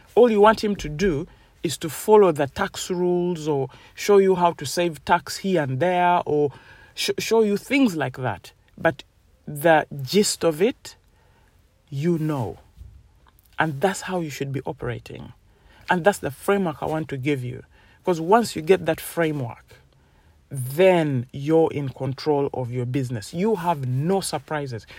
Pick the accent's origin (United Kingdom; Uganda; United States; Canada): Uganda; moved away; I come from Uganda